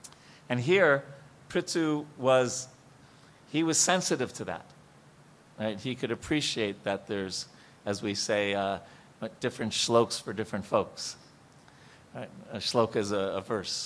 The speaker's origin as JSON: {"language": "English", "area": "Long Island", "region": "New York", "country": "United States", "said": "I'm from Long Island, New York"}